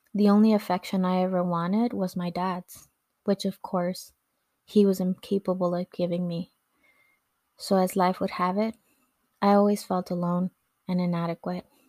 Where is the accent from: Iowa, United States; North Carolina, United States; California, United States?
California, United States; Los Angeles; English is a second language; also born or lived in Mexico; As a young woman growing up in Echo Park, Los Angeles